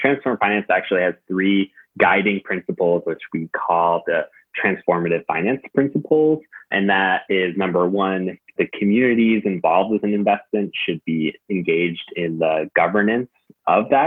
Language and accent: English; Newton, Massachusetts, United States; moved away as an adult; now in Queens, New York, United States; I am from the Boston area, suburb of Boston called Newton, a very, very fortunate and nice place to grow up.